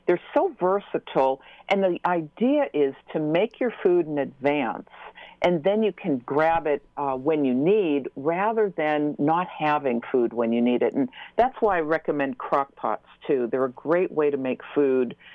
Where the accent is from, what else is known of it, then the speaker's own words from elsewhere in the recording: Newton, Massachusetts, United States; I'm from Newton, so we were neighbors.